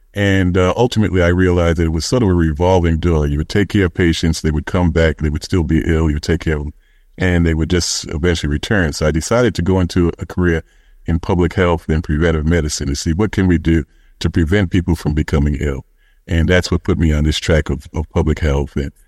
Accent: Brooklyn, New York, United States; I'm originally from Brownsville in Brooklyn, and so you know, our saying there is Brownsville never will.

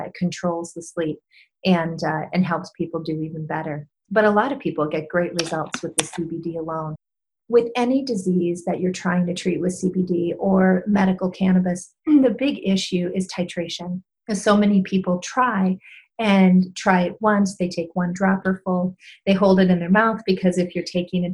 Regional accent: Michigan, United States; moved away; I spend some time in Michigan. That's my home state

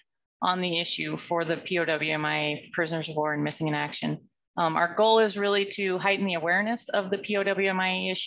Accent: Pocatello, Idaho, United States; I was born and raised here in Pocatello, educated in School District 25 and an alumni of ISU

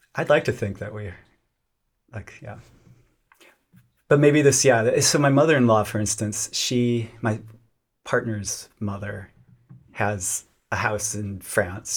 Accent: Lubbock, Texas, United States; I grew up in Lubbock, Texas

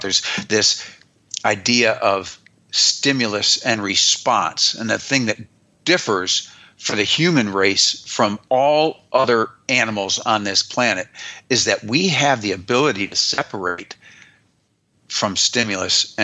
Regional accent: United States; I am an American

